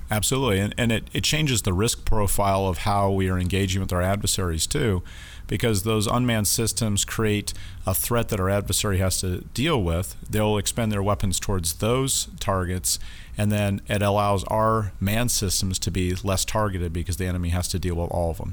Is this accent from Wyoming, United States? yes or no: yes; Casper, Wyoming, United States; moved away as an adult; now in San Diego, United States; I grew up in Casper, Wyoming